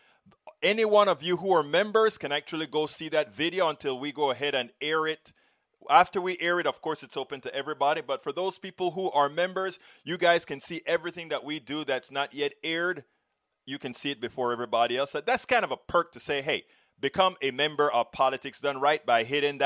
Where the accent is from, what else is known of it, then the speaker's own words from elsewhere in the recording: Panama; moved away; we grew up together back in Panama